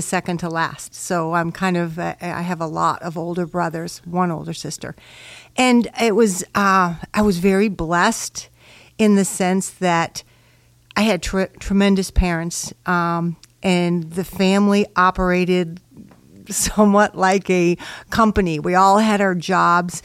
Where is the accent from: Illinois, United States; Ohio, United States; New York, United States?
Illinois, United States; Chicago; I was raised in Chicago, Illinois